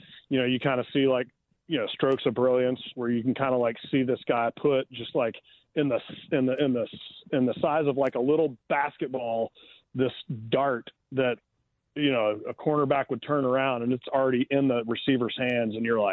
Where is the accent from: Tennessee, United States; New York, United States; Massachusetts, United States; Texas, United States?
Tennessee, United States; East; I'm from East Tennessee